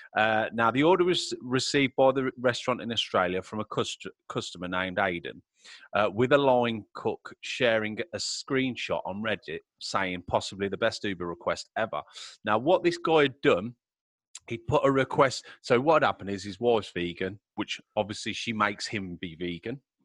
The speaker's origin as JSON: {"language": "English", "region": "Middle of England", "country": "United Kingdom"}